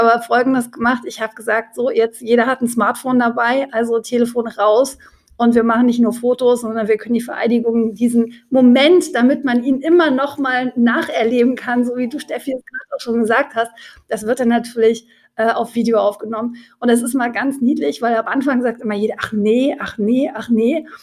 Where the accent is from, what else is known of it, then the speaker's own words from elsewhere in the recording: Leipzig, Saxony, Germany; als Leipzigerin